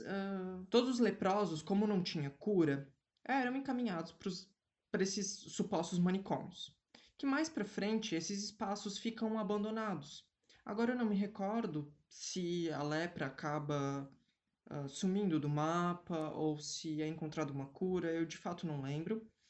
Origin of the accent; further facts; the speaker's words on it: Brazil; a gente, enquanto brasileiro